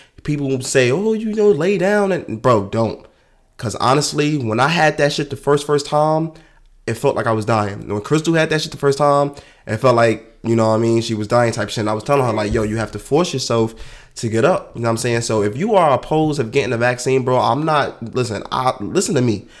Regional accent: New York, United States; New York. So, in my hometown

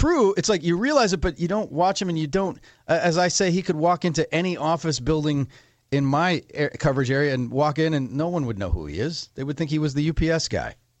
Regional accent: Menomonee Falls, Wisconsin, United States; I grew up in Menominee Falls

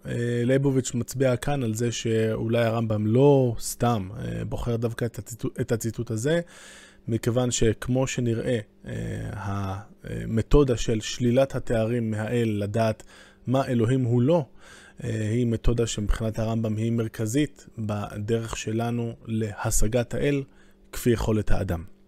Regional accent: Jerusalem, Jerusalem District, Israel; אני בתור ירושלמי

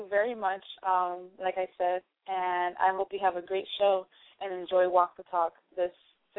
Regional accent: Miami, Florida, United States; I'm originally from Miami. I'm here on business and vacation

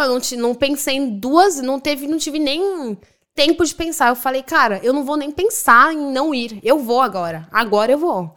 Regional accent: Brazil; moved away as an adult; now in Dublin, Ireland; Eu saí do Brasil sem falar nada de inglês, eu não sabia nada.

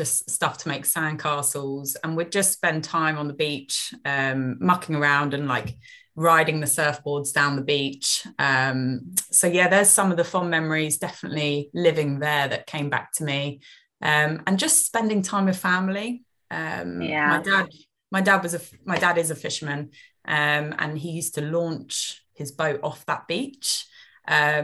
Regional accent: Eastbourne, South East England, United Kingdom; also born or lived in Lewes, England; I grew up in Eastbourne, right on the coast.

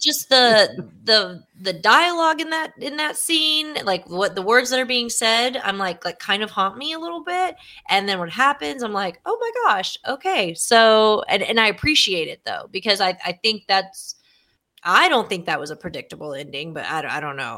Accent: Texas, United States; Being a Texan

